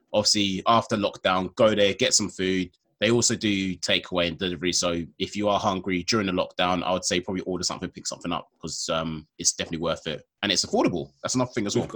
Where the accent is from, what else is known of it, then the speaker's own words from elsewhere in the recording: London, United Kingdom; I'm from London